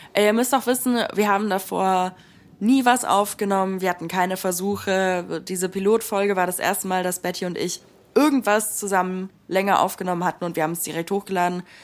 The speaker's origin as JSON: {"language": "German", "town": "Stuttgart", "region": "Baden-Württemberg", "country": "Germany", "tie": "born or raised there", "also_born_or_lived": "Buenos Aires", "said": "ich bin, wie gesagt, in Stuttgart aufgewachsen"}